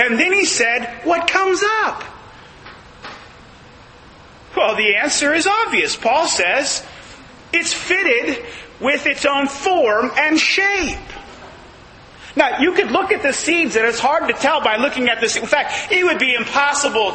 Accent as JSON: {"language": "English", "region": "Northern California", "country": "United States", "moved": "yes", "lives_now": "Southern California, United States", "said": "we're from the North. California, you know, it's a different state up there."}